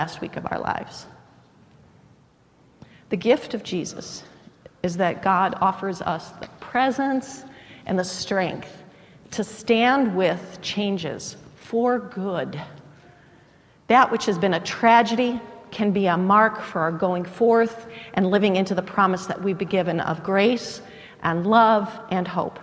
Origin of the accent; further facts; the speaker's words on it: United States; I was born in the United States rather than some other part of the world